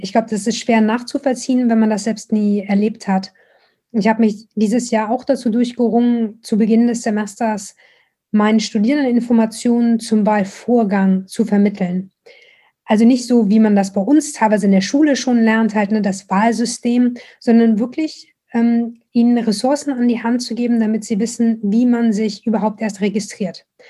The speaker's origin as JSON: {"language": "German", "country": "Germany", "tie": "born or raised there", "moved": "as an adult", "lives_now": "Baltimore, United States", "said": "wie ich halt aufgewachsen bin. So als Deutsche aus dem Bildungsbürgertum"}